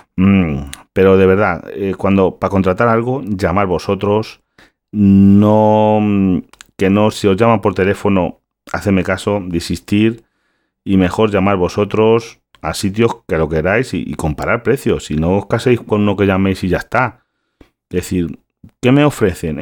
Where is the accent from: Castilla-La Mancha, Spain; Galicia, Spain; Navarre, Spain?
Galicia, Spain; yo soy gallego